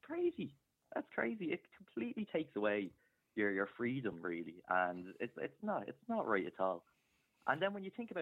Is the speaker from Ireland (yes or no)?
yes; Ireland; As an Irish citizen